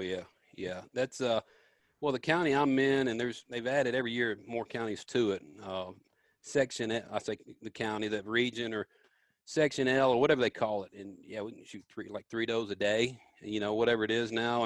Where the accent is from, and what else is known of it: Memphis, Tennessee, United States; born or raised there